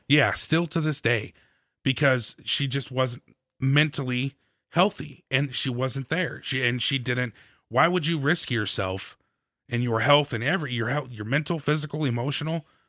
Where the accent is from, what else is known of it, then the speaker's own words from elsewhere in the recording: St. Louis, Missouri, United States; I come from St. Louis